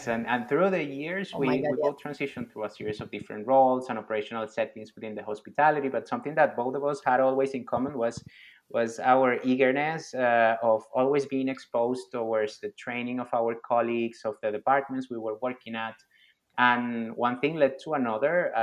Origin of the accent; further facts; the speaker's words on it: Venezuela; moved away as an adult; also born or lived in Dubai, United Arab Emirates; now in Abu Dhabi, United Arab Emirates; I'm from Venezuela, based in the United Arab Emirates for the last 9 years.